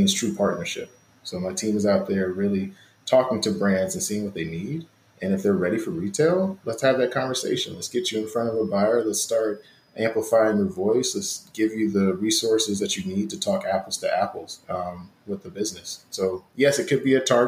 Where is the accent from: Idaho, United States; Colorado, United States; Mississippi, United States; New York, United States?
Mississippi, United States; I'm from Mississippi and I always think about my grandmother's chicken and dumplings.